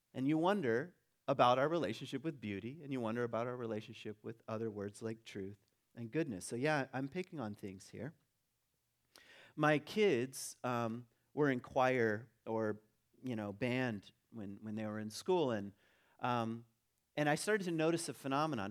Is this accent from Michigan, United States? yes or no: yes; Michigan, United States; also born or lived in Virginia; I was born in Virginia, lived in Michigan